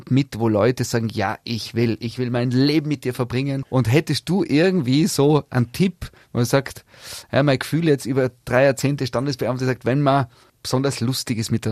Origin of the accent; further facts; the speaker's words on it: Austria; bei uns in Österreich